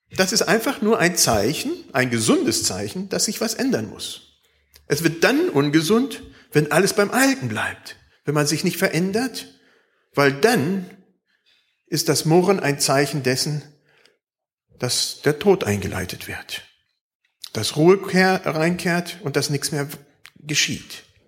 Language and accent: German; Germany; Bei uns in Deutschland